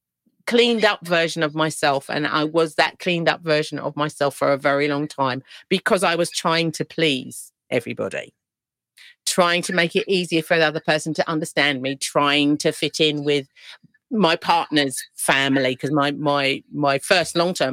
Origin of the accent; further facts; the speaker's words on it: London, United Kingdom; accent: East End; I didn't really think about the fact that I had lost my East End accent until I would go, you know, and speak to friends that I grew up with.